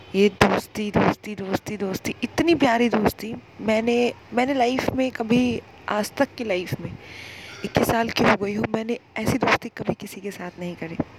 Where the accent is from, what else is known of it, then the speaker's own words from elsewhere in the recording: Araria, Bihar, India; मैं वैसे अररिया से बिलोंग करती हूँ आपको पता नहीं होगा ये बिहार में एक शहर है